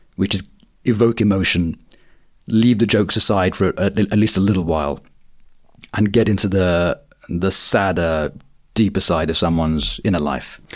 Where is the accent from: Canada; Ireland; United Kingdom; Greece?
United Kingdom; Croydon, London; I grew up in Croydon in the nineties